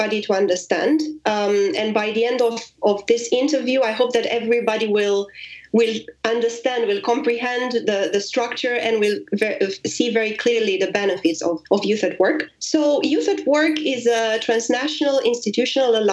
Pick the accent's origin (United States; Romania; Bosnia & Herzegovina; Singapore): Romania; moved away as an adult; now in Paris, France; I am Romanian and I've been living abroad for